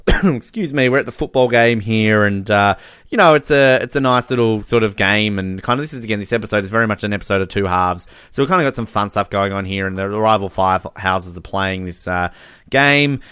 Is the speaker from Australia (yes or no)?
yes; Australia; As an Australian